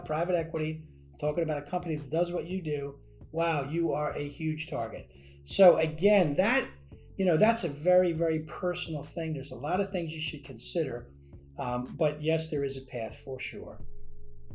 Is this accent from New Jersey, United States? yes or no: yes; New Jersey, United States; moved away as an adult; also born or lived in Washington, D.C.; I was from New Jersey